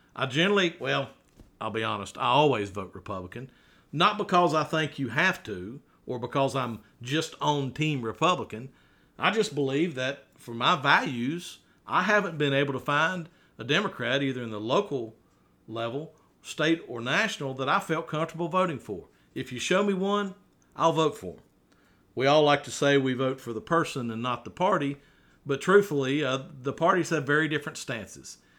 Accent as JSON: {"language": "English", "town": "Radford", "region": "Virginia", "country": "United States", "tie": "born or raised there", "said": "I was raised right here in Radford City, a child of the 70s, raised in Forest Park, a great little neighborhood in Radford"}